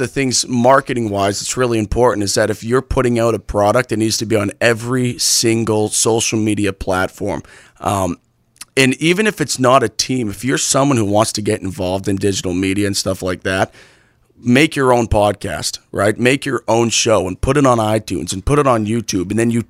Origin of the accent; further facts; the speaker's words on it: New England, United States; now in Arizona, United States; Obviously, growing up in New England, we're surrounded by these big Boston, New York, all these big markets.